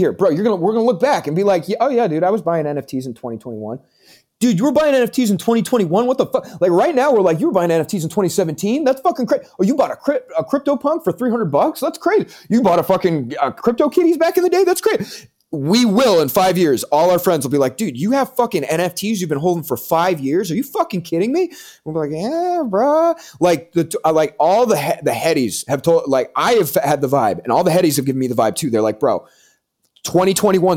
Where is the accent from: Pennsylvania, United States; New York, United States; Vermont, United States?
Vermont, United States; now in Manchester, New Hampshire, United States; I'm from Vermont. I was born in Vermont.